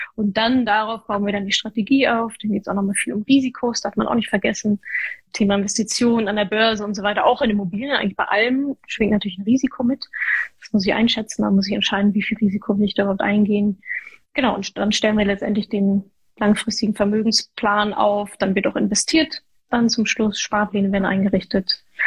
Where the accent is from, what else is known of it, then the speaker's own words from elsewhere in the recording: Ruhr area, North Rhine-Westphalia, Germany; ich komme aus dem Ruhrgebiet, ja, Arbeitermentalität